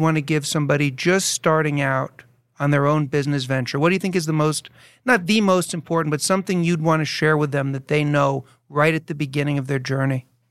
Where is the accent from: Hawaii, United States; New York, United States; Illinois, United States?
New York, United States; New York City; moved away as an adult; now in New Jersey, United States; I was born and raised in New York City